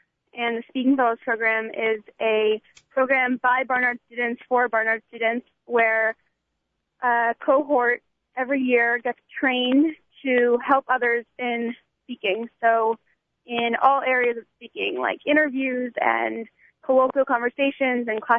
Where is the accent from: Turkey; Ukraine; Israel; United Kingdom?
Israel; also born or lived in Florida, United States; now in New York City, United States; I'm originally from Israel, but my family lives in Florida